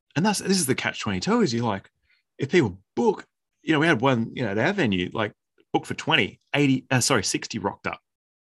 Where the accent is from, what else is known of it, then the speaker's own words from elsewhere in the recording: Healesville, Victoria, Australia; back in my hometown